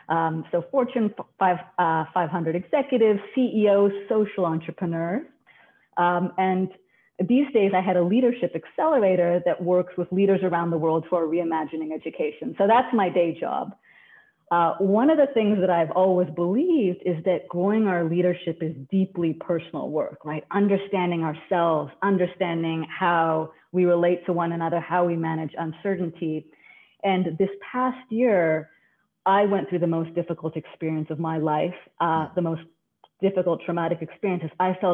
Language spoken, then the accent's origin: English; Canada; now in New York, United States; I've been in New York long enough now, so I've lost a little bit of the Canadian, but I'm still Canadian at heart.